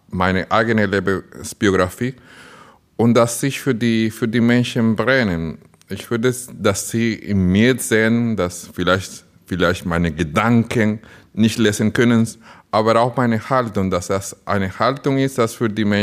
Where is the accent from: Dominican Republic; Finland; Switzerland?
Dominican Republic; now in Burscheid, Germany; Ich komme aus der Dominikanischen Republik, ein Land auf einer kleinen Insel in der Karibik, wo das ganze Jahr Sommer ist, nicht wie bei uns hier in Bermerskirchen